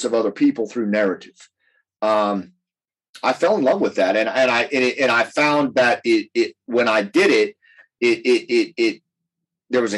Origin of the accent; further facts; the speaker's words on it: Appalachia, United States; I come from Appalachia